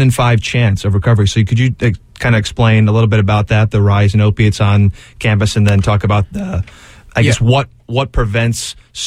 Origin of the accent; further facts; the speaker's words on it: Ohio, United States; I'm actually from Ohio